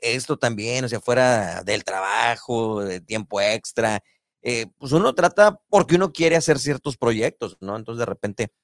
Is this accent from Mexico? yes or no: yes; Tamaulipas, Mexico; yo soy de Tamaulipas